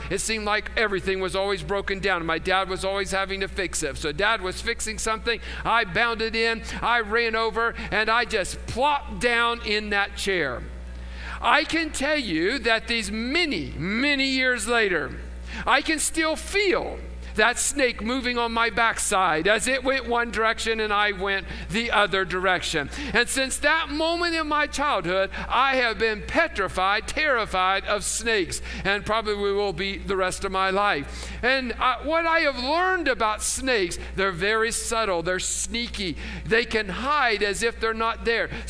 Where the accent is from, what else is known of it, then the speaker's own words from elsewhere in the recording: West Virginia, United States; But it all goes back to when I was a boy growing up in West Virginia.